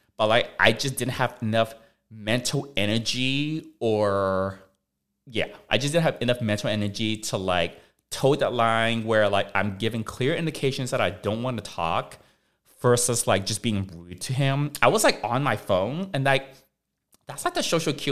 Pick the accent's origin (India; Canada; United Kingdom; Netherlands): Canada; now in United States; I'm Canadian. I've got a Canadian passport.